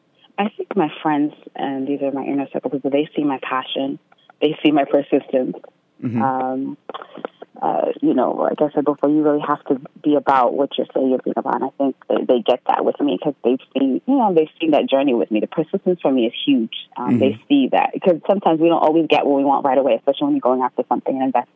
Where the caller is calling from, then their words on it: Queens, New York, United States; I'm from Queens.